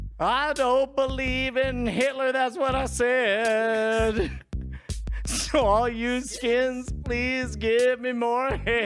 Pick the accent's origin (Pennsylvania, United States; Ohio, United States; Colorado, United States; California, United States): California, United States; Palmdale; I'm from East Palmdale.